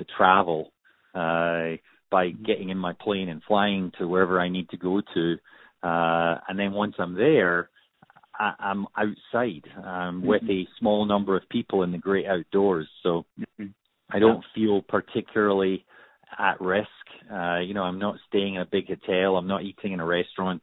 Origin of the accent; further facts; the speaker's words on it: Scot, Scotland, United Kingdom; being a Scot